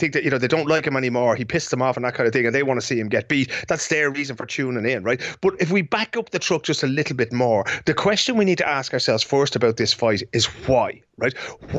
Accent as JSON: {"language": "English", "country": "Ireland", "moved": "yes", "lives_now": "Sweden", "said": "Everybody here in Sweden knows I'm Irish."}